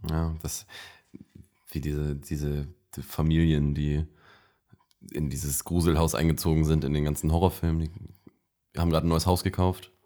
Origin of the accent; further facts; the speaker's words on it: the North, Northern Germany, Germany; ich weiß nicht, ob man es hört. Wir sind aus dem Norden